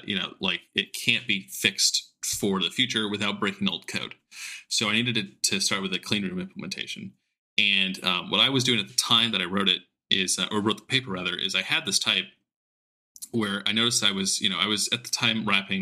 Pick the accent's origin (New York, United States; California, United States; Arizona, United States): California, United States; Southern; I grew up in SoCal